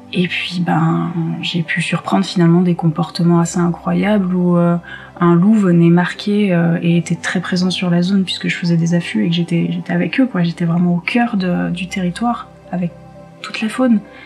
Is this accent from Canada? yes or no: no; Côte d’Ivoire; also born or lived in South of France / Occitanie / French Alps; now in France; Je suis née en Côte d'Ivoire, donc en Afrique